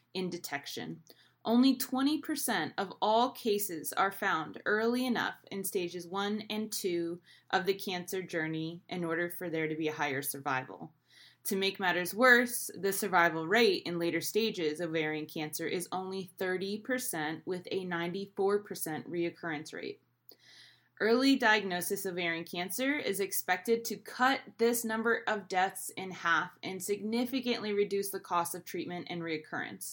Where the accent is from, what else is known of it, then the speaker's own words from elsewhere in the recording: Sussex County, New Jersey, United States; I am from Sussex County, New Jersey.